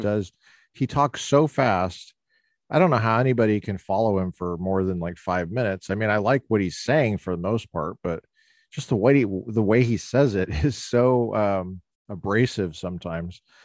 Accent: Littleton, Colorado, United States; moved away as an adult; now in Orange County, United States; I grew up in Colorado

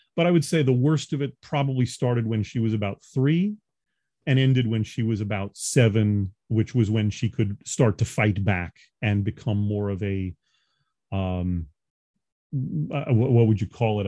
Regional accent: New York, United States; moved away; also born or lived in Los Angeles; I'm a New Yorker by birth.

